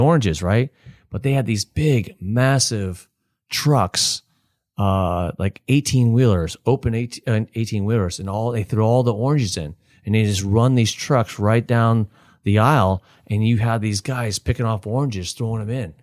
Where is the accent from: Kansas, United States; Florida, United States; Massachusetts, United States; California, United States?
Florida, United States; Palm Harbor; also born or lived in Texas; I grew up in Spanish Oaks